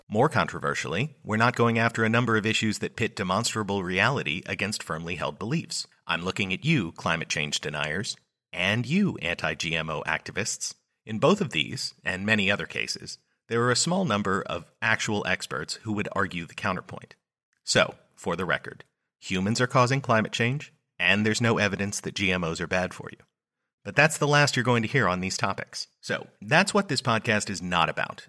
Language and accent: English; United States; I'm an American